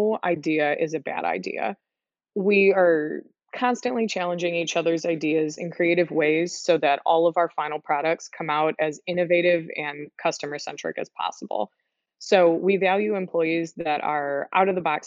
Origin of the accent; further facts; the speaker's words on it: Chicago, Illinois, United States; I grew up in the Chicagoland area, have been here for my entire life